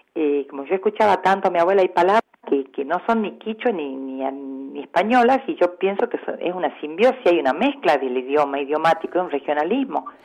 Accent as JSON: {"language": "Spanish", "region": "Salta", "country": "Argentina", "tie": "born or raised there", "also_born_or_lived": "Purmamarca, Jujuy", "said": "soy nacido en la ciudad de Salta, amo Salta con locura, soy muy salteña hasta para hablar, estudié acá en la UNSA, eh, me crié, nací"}